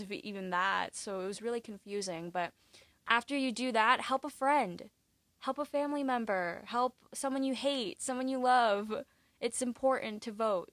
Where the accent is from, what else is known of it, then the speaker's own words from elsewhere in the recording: California, United States; moved away as an adult; now in New York, United States; I'm from California, but I'm in New York